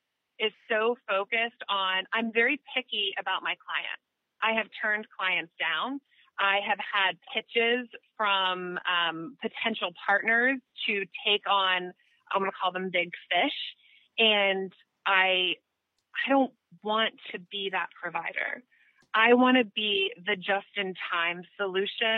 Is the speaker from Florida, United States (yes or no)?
yes; Tallahassee, Florida, United States; I was expelled from Lincoln High School here in Tallahassee. And I joined a dropout prevention program at Rickards High School